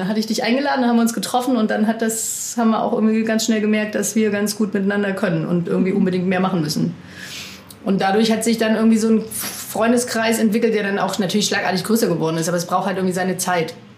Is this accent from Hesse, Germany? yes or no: no; near Ulm, Baden-Württemberg, Germany; also born or lived in Cologne; now in Demmin, Germany; Ich komme ursprünglich aus äh, der Nähe von Ulm und habe dann aber vorher über zehn Jahre in Köln gewohnt.